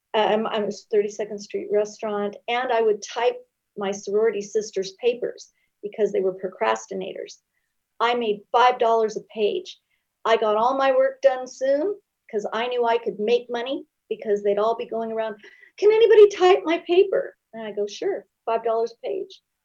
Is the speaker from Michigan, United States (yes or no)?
no; Long Beach, California, United States; I grew up in Long Beach